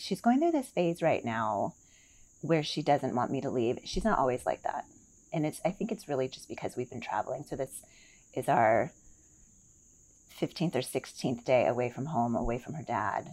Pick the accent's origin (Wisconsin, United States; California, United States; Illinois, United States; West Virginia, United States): Wisconsin, United States; Milwaukee; moved away; also born or lived in Seattle / Charlotte; I was born in Milwaukee, Wisconsin